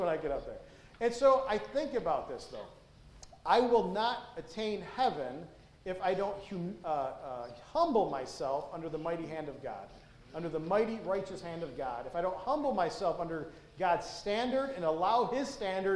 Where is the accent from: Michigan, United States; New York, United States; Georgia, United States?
Michigan, United States; Detroit; when I grew up in Detroit